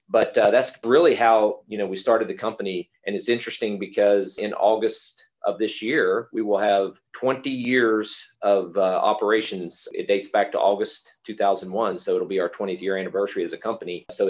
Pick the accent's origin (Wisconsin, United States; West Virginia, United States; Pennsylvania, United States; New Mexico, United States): West Virginia, United States; So I grew up in West Virginia, very small town there.